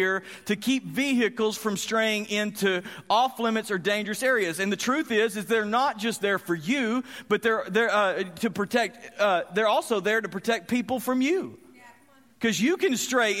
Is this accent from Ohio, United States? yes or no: no; Graham, Texas, United States; I grew up in Graham, Texas, and I loved my area.